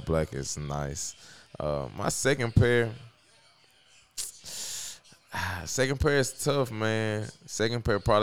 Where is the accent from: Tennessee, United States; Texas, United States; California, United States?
Tennessee, United States; Memphis; I'm from the South